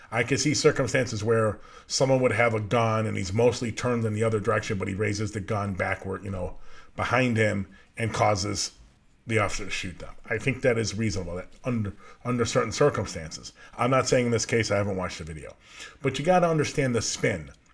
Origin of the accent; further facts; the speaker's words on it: Norridge, Illinois, United States; I grew up in Norwich, just outside of Chicago, just outside of the city, right by O'Hare Airport.